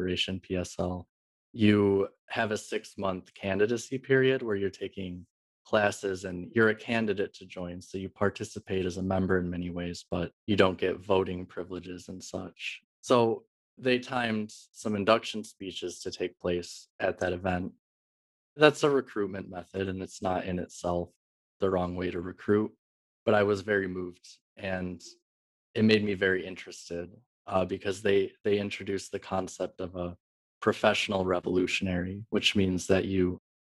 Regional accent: Michigan, United States; moved away as an adult; also born or lived in Philadelphia; I grew up in Michigan. I lived there till I was 22 years old

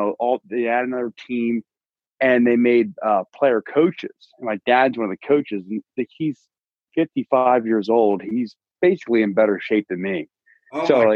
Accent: Delaware County, Pennsylvania, United States; I'm from Delaware County, Pennsylvania, born and raised.

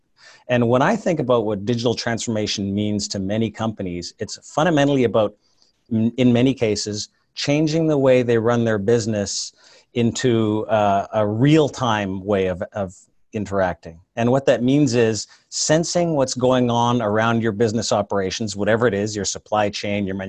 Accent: Canada; moved away as an adult; now in Silicon Valley, United States; I'm actually a Canadian originally, but I moved down here in the late 90s

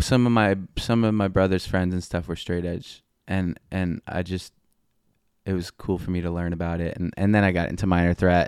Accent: North Merrick, New York, United States; Born and raised North Merrick, Long Island, South Shore, Nassau County

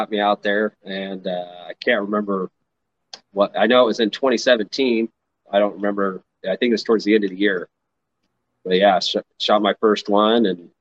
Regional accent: Redding, California, United States; also born or lived in Nevada; I was born and raised in Redding, California, where I live now.

